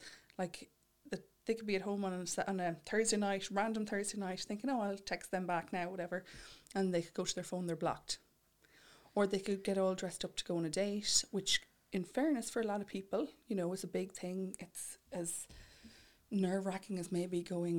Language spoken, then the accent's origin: English; Mullingar, Westmeath, Ireland; I'm from Mullingar myself